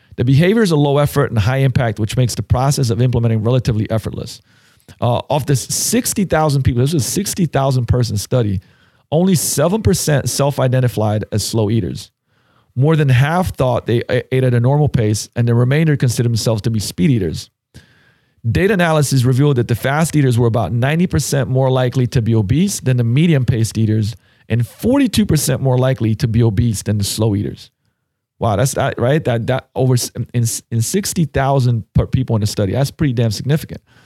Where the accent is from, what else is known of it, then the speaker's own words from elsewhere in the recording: Slovenia; moved away; I grew up in Slovenia